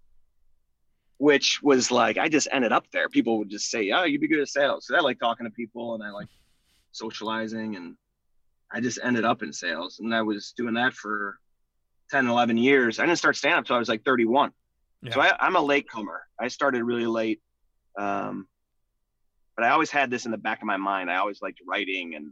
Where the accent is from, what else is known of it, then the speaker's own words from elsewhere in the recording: Chicago, Illinois, United States; also born or lived in Dayton, Ohio; I grew up in Beverly, West Beverly, mm-hmm. Morgan Park